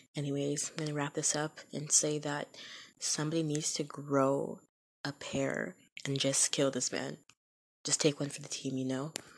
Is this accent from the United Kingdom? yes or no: no; Canada; I am Canadian, but the United States is right there